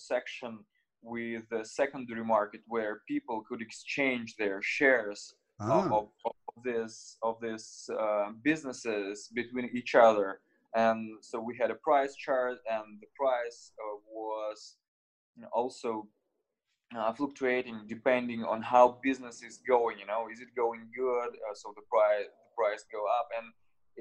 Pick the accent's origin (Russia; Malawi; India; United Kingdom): Russia; I was born in Russia